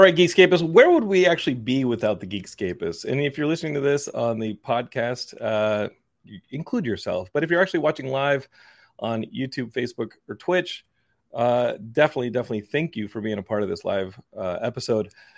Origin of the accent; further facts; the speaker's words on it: Austin, Texas, United States; I grew up in Austin